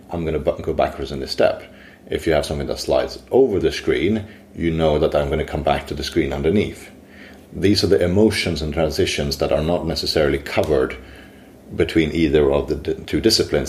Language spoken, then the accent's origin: English; Sweden; now in London, United Kingdom; I'm originally from Sweden. Today I work for Digitas in London